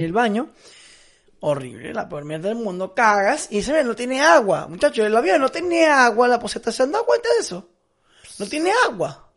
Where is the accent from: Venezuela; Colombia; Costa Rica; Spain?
Venezuela; moved away as an adult; also born or lived in Dublin, Ireland / Italy; me volví para pa Venezuela